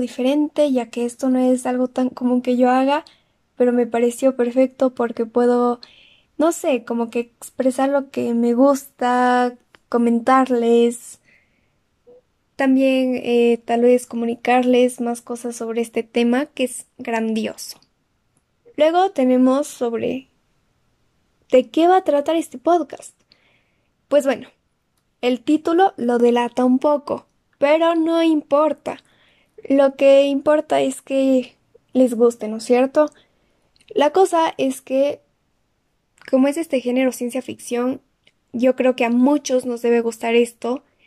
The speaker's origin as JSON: {"language": "Spanish", "town": "Cuenca", "region": "Azuay", "country": "Ecuador", "said": "soy de Ecuador, de la ciudad de Cuenca"}